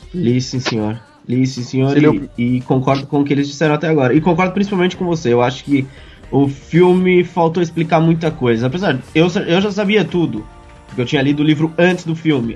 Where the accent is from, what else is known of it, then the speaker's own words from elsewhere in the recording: Mogi das Cruzes, São Paulo, Brazil; somos conterrâneos, viemos da mesma cidade